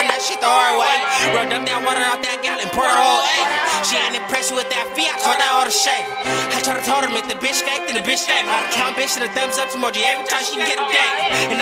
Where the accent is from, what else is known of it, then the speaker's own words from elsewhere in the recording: San Diego, California, United States; I'm from San Diego